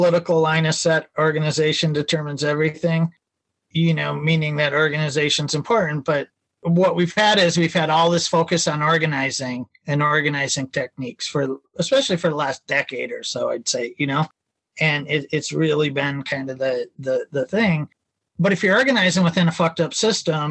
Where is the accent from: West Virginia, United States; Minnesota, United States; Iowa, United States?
Minnesota, United States; I'm from Minnesota